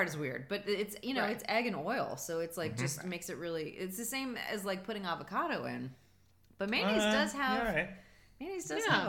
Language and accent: English; Florida, United States; Listen, I grew up in Florida.